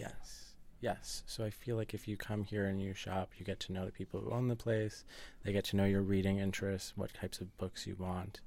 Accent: New Jersey, United States; I grew up in New Jersey, which is very close to New York

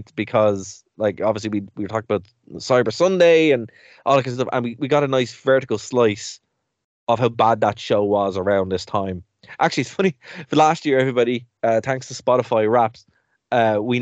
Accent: Ireland; we're an Irish podcast

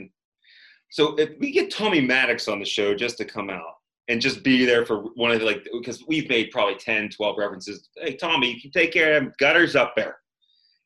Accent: Pittsburgh, Pennsylvania, United States; also born or lived in West Virginia / Greensburg, Pennsylvania / Los Angeles; growing up in the suburbs of Pittsburgh

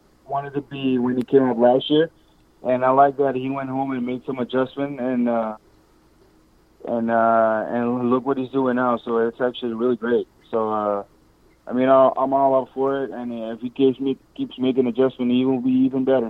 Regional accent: Curaçao; now in New York, United States; when I was little growing up in Curacao

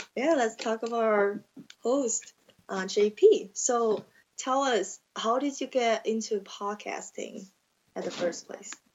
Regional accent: China; English is a second language; moved away as an adult; also born or lived in Indiana, United States; now in Nevada, United States; I'm from China, and I have been in the States around six and a half years now.

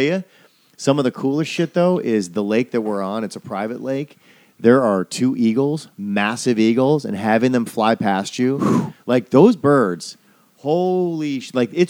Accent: Midwest, United States; now in Southern California, United States; I'm a Midwesterner.

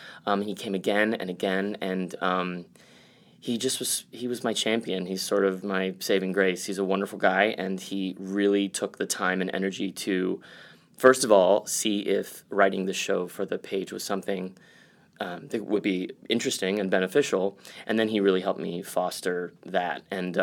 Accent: San Antonio, Texas, United States; Yeah, as you just said, I grew up in Texas, in San Antonio specifically.

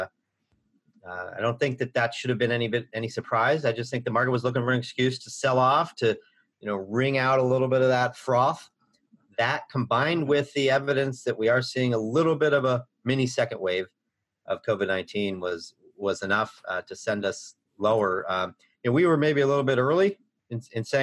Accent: United States; I grew up near Missouri, show me state

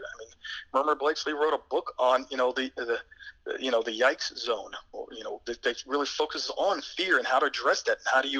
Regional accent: East Coast, United States; I am from the East Coast, and obviously these tryouts are held out west with altitudes that are well exceeding 10,000 feet.

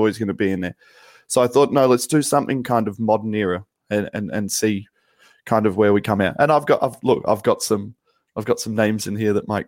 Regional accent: England, United Kingdom; we both consider ourselves English

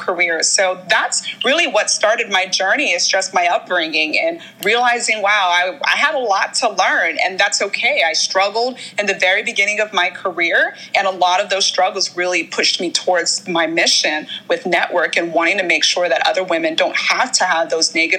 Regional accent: Nigeria; moved away; I'm originally from Nigeria

